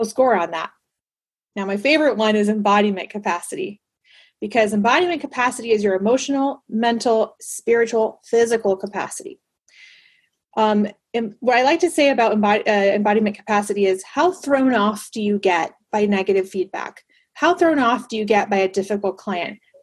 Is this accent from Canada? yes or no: no; Panama; moved away; I grew up in Panama